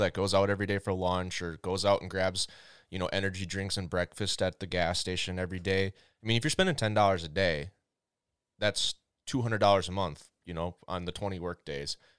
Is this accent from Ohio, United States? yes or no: no; Minnesota, United States; I grew up in Minnesota